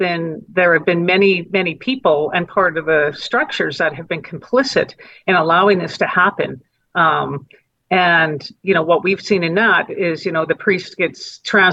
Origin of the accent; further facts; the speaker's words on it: Calgary, Alberta, Canada; also born or lived in Edmonton; I was raised in Edmonton, born in Edmonton, raised in Calgary.